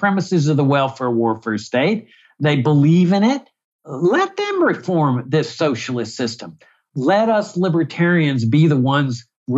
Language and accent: English; Laredo, Texas, United States; moved away; my hometown of Laredo, Texas